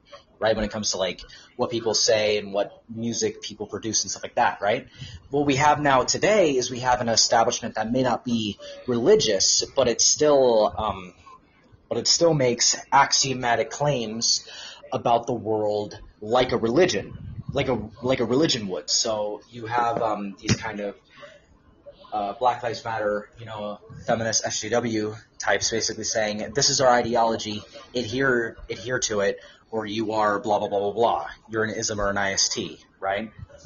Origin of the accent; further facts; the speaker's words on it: Southern California, United States; technically Southern California